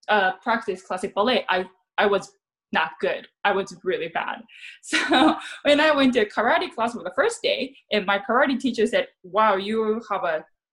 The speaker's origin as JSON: {"language": "English", "country": "Japan", "also_born_or_lived": "San Jose", "second_language": "English", "moved": "yes", "lives_now": "Los Angeles, United States", "said": "I'm very tall for Japanese."}